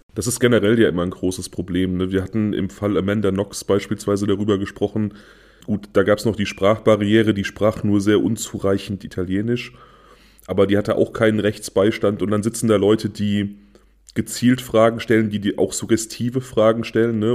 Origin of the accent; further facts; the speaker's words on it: Germany; Niedertresselndorf, mein Heimatort